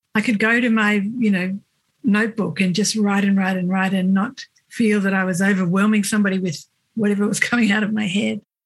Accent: Cooma, New South Wales, Australia; moved away; i grew up in a little country town called cooma

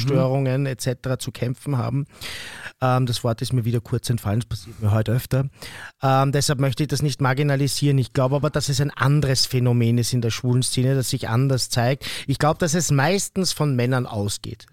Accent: Vienna, Austria; bei uns in Wien

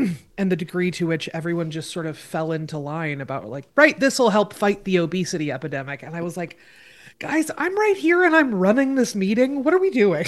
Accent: Oregon, United States; in my home state of Oregon

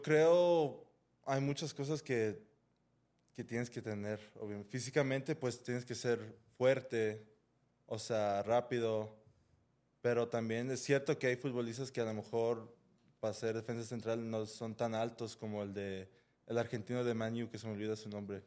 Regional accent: Los Angeles, California, United States; now in Guadalajara, Mexico; en donde crecí, pues, en Los Ángeles

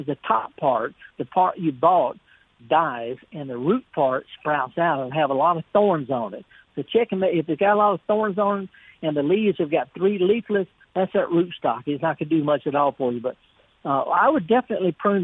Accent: Mississippi, United States; we're both from Mississippi

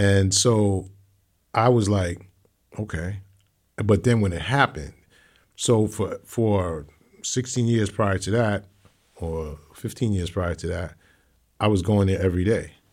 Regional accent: New York City, New York, United States; also born or lived in Hollis, Queens, New York; I'm from Hancock Street

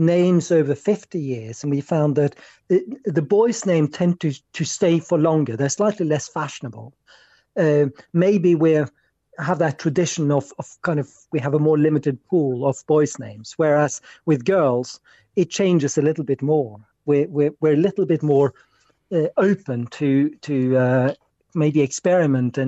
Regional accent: Norway; moved away; I was born in Norway

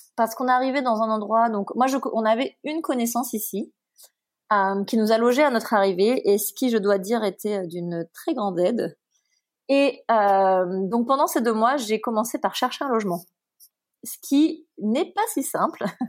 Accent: Martinique; moved away as an adult; also born or lived in Paris; j'ai quitté la Martinique où j'avais passé toute ma vie pour aller en prépa à Paris

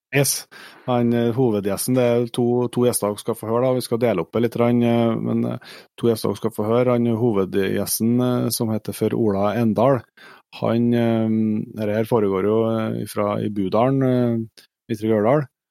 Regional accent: Trøndelag, Norway; Vi er jo trøndere

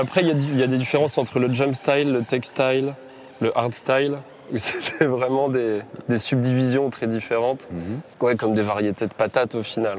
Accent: Roubaix, Hauts-de-France, France; moved away as an adult; now in London, United Kingdom; je suis né à Roubaix

